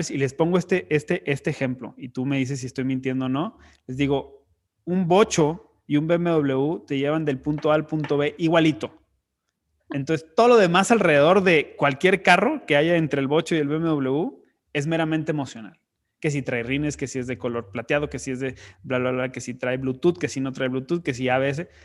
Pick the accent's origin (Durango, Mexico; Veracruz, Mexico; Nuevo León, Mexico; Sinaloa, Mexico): Nuevo León, Mexico; Monterrey; soy de Monterrey